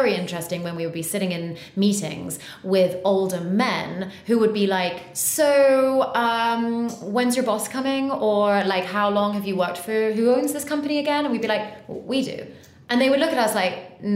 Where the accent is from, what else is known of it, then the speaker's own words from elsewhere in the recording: United Kingdom; also born or lived in United States / Bahamas; I was educated here and went to school here and everything